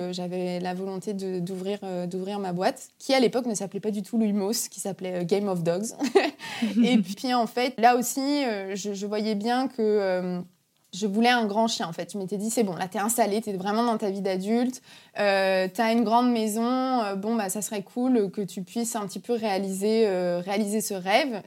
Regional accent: Brittany, France; je suis une Bretonne pure souche

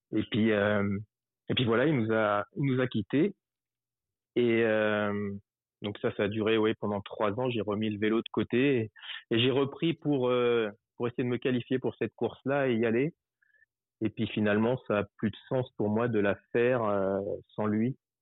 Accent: Paris region, Île-de-France, France; je suis français. Euh, mmh. je suis né en 1978. Aujourd'hui, j'habite en, bah, j'ai toujours quasiment habité en région parisienne

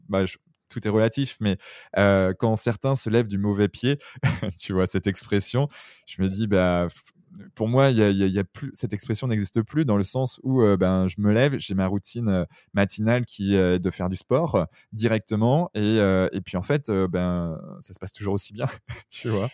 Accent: southern Brittany, France; c'est mon petit côté sudiste, même si je suis breton.

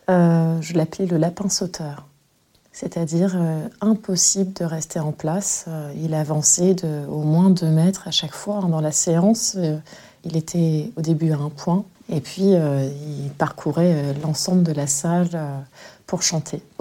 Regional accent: Le Havre, Normandy, France; born there; Je suis né au Havre, j'ai en fait j'ai été dans un établissement euh, à 5 minutes du collège où j'enseigne et étant donné que je suis très métissée, j'ai eu aussi à un moment donné cette quête d'identité

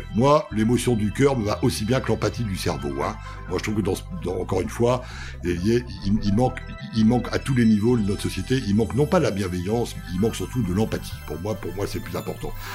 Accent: Bully-les-Mines, Hauts-de-France, France; je suis un vrai homme du Nord. Euh, je suis né à Bully-les-Mines

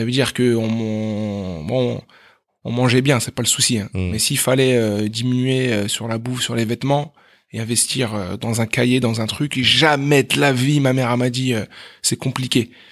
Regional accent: Meaux, Île-de-France, France; also born or lived in Aleppo, Syria; now in La Défense, France; Alors moi j'ai grandi à, à Meaux

